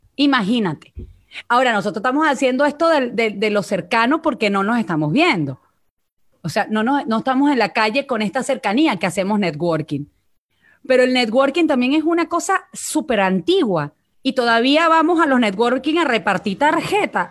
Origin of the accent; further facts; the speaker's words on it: Venezuela; accent: Venezuelan; moved away as an adult; now in Mexico; mi acento es venezolano